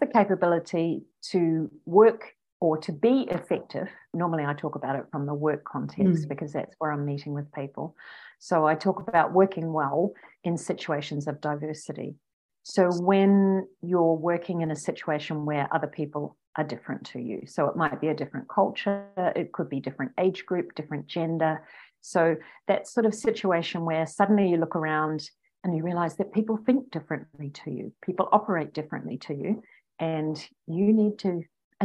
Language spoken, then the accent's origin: English; New Zealand; accent: Kiwi; now in Australia; I'm a New Zealander. I was born in New Zealand.